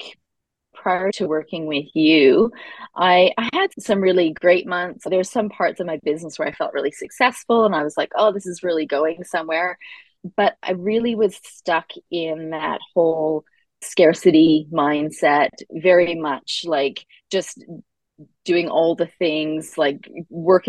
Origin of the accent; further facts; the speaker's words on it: Canada; now in Australia; I live in Australia, but I am Canadian